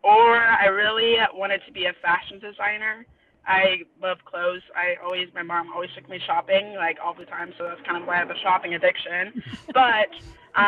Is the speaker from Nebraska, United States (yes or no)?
yes; Omaha, Nebraska, United States; also born or lived in Las Vegas; But I was raised in Omaha my whole life.